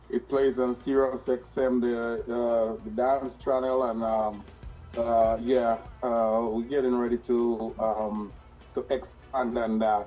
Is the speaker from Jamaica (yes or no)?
yes; Jamaica; I'm a Rastaman from Yard